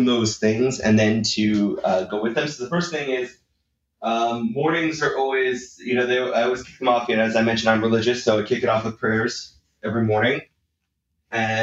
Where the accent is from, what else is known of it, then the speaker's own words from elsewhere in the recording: Northeast, United States; I grew up in the Northeast, pretty bad winter sometimes